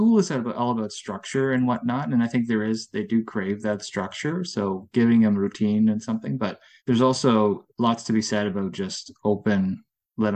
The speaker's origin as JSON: {"language": "English", "area": "Durham Region", "region": "Ontario", "country": "Canada", "tie": "born or raised there", "also_born_or_lived": "Netherlands / Guelph, Canada", "said": "I was in Durham region. I was in Whippy and Oshawa"}